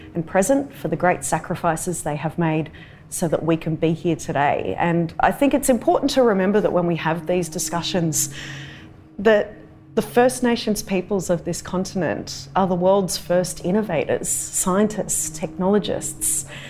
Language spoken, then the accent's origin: English; Darug and Gundungurra country, New South Wales, Australia; I'm a Wiradjuri woman, but I was born and raised on Darug and Gundagarra country